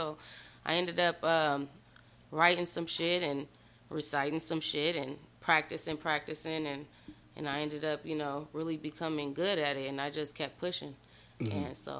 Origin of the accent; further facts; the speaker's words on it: Phoenix, Arizona, United States; I grew up in Phoenix, Arizona, bro. All everywhere in Phoenix.